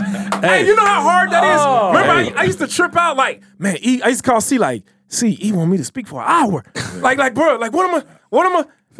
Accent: Chicago, Illinois, United States; E is from Chicago. I was raised in Chicago, born and raised. I live in Chicago still, man.

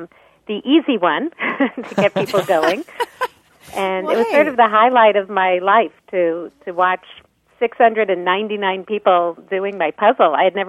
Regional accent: Minnesota, United States; moved away; when I was growing up in Minnesota

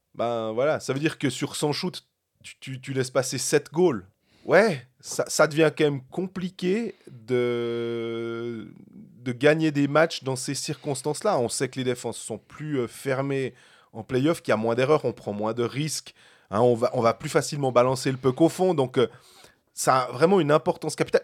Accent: Switzerland; On est des Suisses.

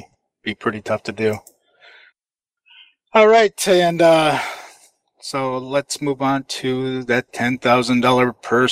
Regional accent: Finland; English is a second language; even though you're from my home country of Finland.

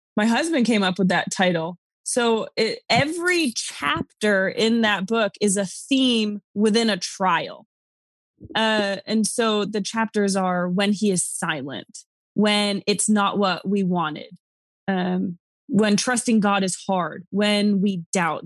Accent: New York, United States; moved away; also born or lived in Arizona; I'm from New York.

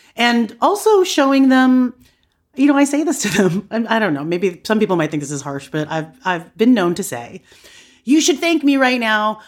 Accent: United States; I was raised by immigrants in America. I knew, like, I'm a first generation Filipino American

